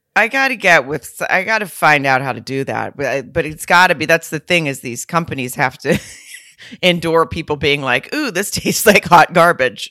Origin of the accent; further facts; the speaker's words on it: Lowell, Arkansas, United States; moved away; my hometown in Lowell, Arkansas, right outside of Fayetteville